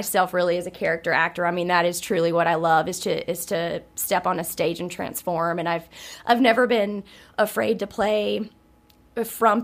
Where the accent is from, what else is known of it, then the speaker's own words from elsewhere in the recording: North Carolina, United States; moved away; also born or lived in London, England; I'm not from there. I'm from North Carolina, but I'd lived there for many years and had just moved back to the States